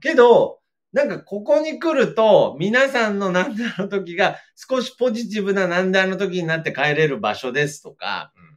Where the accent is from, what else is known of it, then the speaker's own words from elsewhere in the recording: Aichi, Japan; 地元ではまあ、有名というか大きいラジオですね。CBC ラジオの番組で